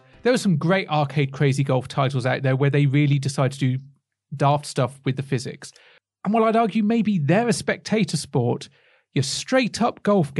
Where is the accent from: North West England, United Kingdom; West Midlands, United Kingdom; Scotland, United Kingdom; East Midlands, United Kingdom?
West Midlands, United Kingdom; I have a weird kind of accent that doesn't belie the fact that I come from the West Midlands.